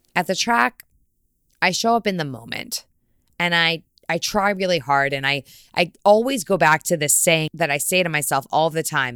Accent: Fairfield County, Connecticut, United States; I'm from Fairfield County, Connecticut.

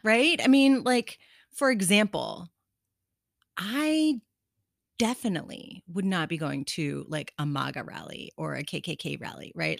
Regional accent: Lima, Ohio, United States; moved away; my hometown in Ohio

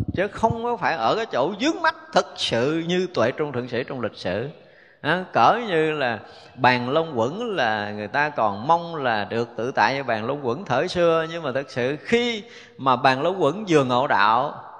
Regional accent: Vietnam; mình người Việt mình

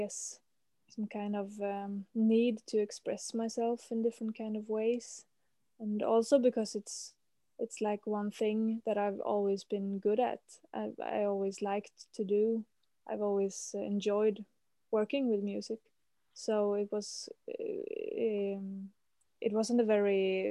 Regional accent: Gothenburg, Västra Götaland, Sweden; I'm calling from Gothenburg, which is the second biggest city of Sweden. It's located on the west coast, and here this is the place where I've grown up and lived most of my life.

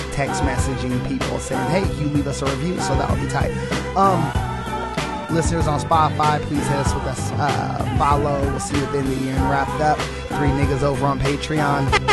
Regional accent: California, United States; also born or lived in Indianapolis, Indiana; I would say I'm from California

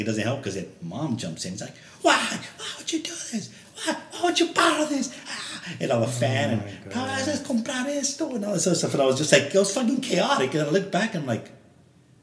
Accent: Los Angeles, California, United States; we grew up in Los Angeles before you were born, I was in fourth grade

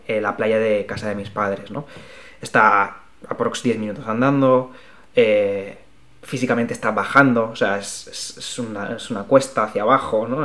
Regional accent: Alicante, Valencian Community, Spain; now in Madrid, Spain; yo no soy de Madrid, yo soy de, Alicante y a mí el mar me, tira mucho, como todos los que somos de costa

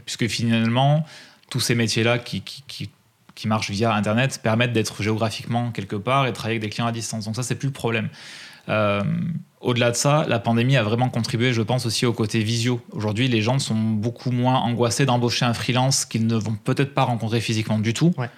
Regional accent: Drôme, Auvergne-Rhône-Alpes, France; je suis né dans la Drôme

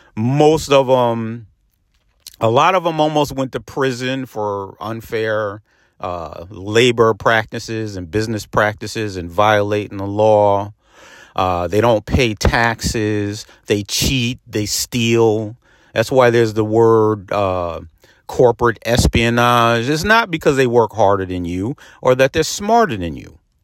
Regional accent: Peekskill, New York, United States; in my hometown of Peekskill

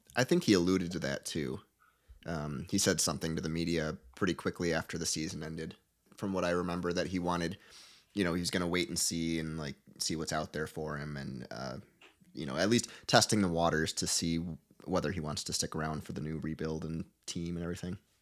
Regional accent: Michigan, United States; I'm from Michigan

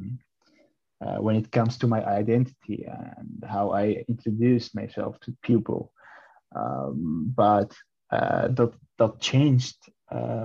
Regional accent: Iraq; now in Netherlands; I was born and raised up in Iraq. In 2012, we came to the Netherlands as refugees.

